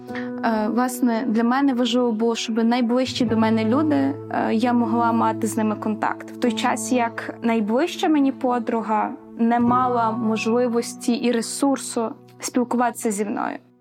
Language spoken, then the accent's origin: Ukrainian; Lviv, Lviv Oblast, Ukraine; Я зі Львова